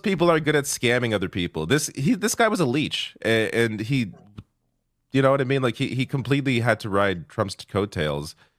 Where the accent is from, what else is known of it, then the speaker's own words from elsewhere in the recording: Canada; I'm Canadian